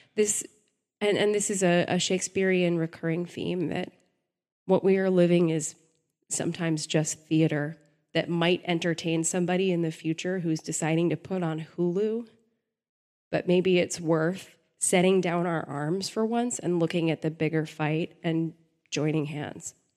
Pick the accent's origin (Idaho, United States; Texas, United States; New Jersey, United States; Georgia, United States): Texas, United States; I grew up in Texas